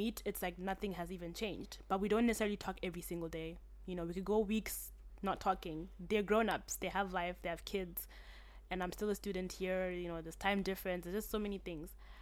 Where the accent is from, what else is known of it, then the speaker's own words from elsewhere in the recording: Zimbabwe; accent: British; now in China; I grew up in Zim with my mom for the most of the part of where I was growing up